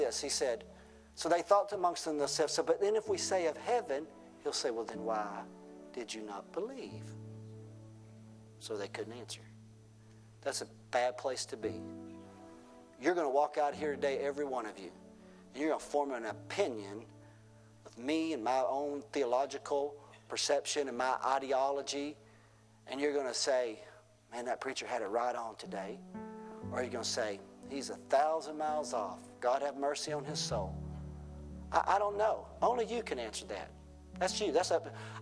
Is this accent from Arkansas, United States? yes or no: yes; Wilburn, Arkansas, United States; also born or lived in Shirley, Arkansas; born and raised in Wilburn and pastored up in Shirley